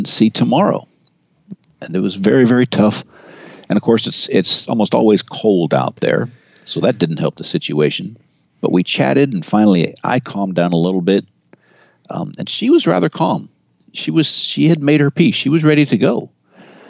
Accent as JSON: {"language": "English", "area": "Marin County", "region": "California", "country": "United States", "said": "I'm from Marin County."}